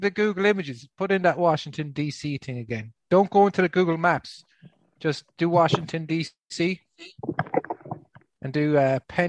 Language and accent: English; Ireland; accent: Irish; I'm from the Republic of Ireland. It's a different country.